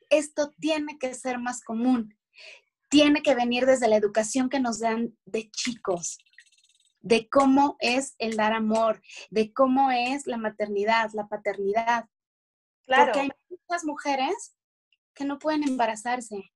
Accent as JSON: {"language": "Spanish", "country": "Mexico", "said": "nosotros que somos de, de México"}